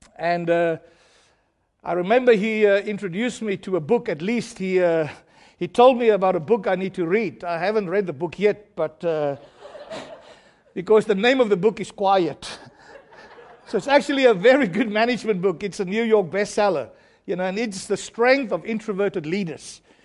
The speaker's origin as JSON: {"language": "English", "country": "South Africa", "tie": "born or raised there", "said": "I'm from South Africa"}